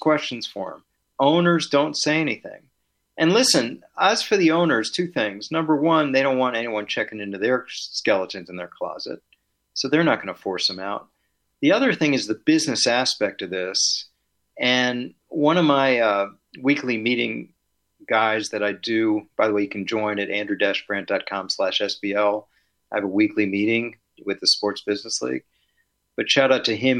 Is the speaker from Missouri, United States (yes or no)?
no; Washington, District of Columbia, United States; moved away; my hometown of Washington, D.C.